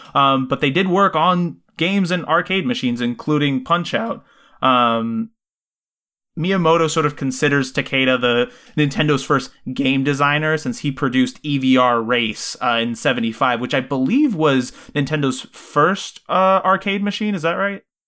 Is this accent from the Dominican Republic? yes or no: no; Puerto Rico; growing up in Puerto Rico